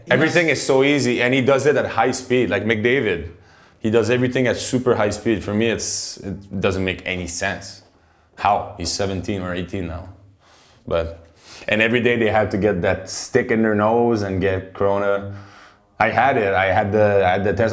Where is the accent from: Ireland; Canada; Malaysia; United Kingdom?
Canada; Quebec; moved away as an adult; now in Prague, Czech Republic; growing up in Quebec in the French part